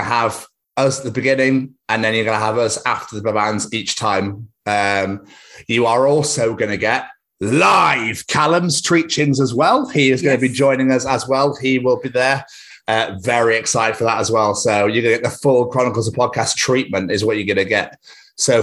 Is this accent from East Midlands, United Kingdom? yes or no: no; Birmingham, West Midlands, United Kingdom; we're also from Birmingham